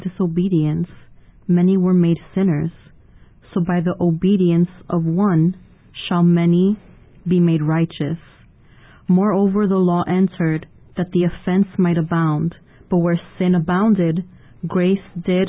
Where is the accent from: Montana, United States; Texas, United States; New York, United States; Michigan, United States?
New York, United States; New York City; I'm from Ridgewood, Queens. I was born there, grew up there, been there my whole life